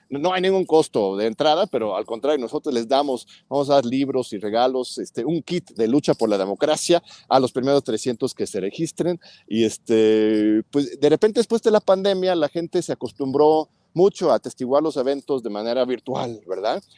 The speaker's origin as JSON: {"language": "Spanish", "country": "Mexico", "said": "como mexicanos"}